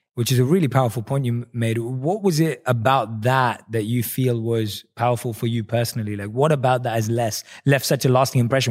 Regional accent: London, United Kingdom; moved away as an adult; now in United States; growing up in London

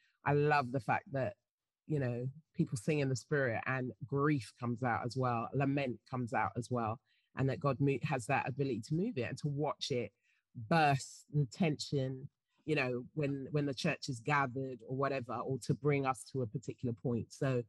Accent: England, United Kingdom; Yeah, I happen to be.

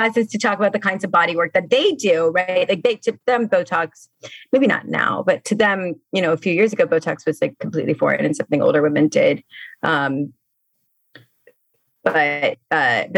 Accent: Miami, Florida, United States; now in New Orleans, United States; I grew up in Miami.

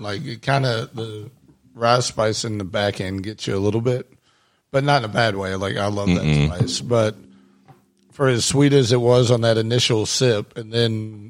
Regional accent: Pike County, Kentucky, United States; I was born in Pike County

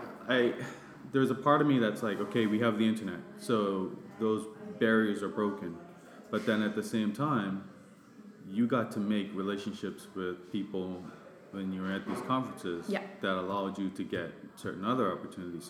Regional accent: Bermuda; now in Canada; I'm from Bermuda originally.

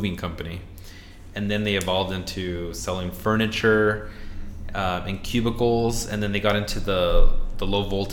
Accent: Phoenix, Arizona, United States; moved away as an adult; now in Seattle, United States; I grew up in Phoenix

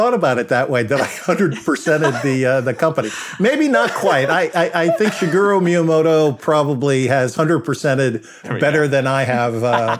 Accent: Brentwood, New York, United States; I was fortunate growing up on Long Island in the town called Brentwood.

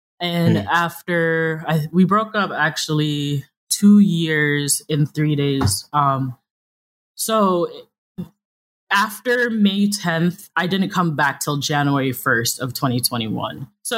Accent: New York City, New York, United States; I am from New York City. So I do this thing called code switching

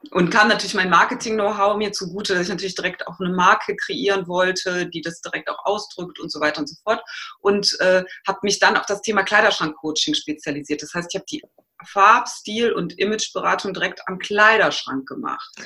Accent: Aachen, North Rhine-Westphalia, Germany; moved away; Ich komme ursprünglich aus Aachen

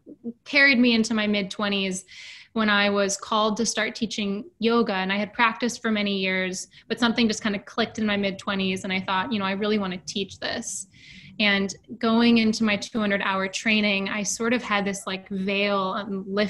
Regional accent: Seattle, Washington, United States; moved away as an adult; now in New York City, United States; I was born and raised in Seattle, actually, and I moved to New York pretty much right after college

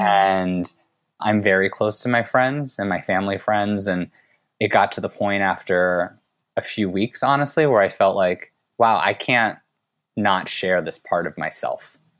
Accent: United States; I was born here in the U S

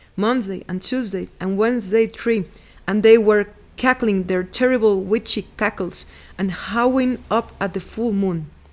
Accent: Veracruz, Mexico; English is a second language; moved away as an adult; I was born in Veracruz and lived there for thirty years

